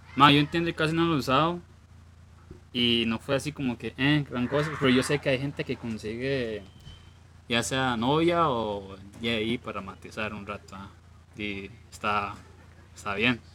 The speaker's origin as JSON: {"language": "Spanish", "country": "Costa Rica"}